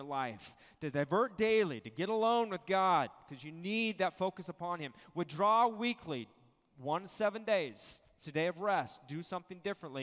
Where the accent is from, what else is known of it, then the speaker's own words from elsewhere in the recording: Visalia, California, United States; moved away; my home church in Visalia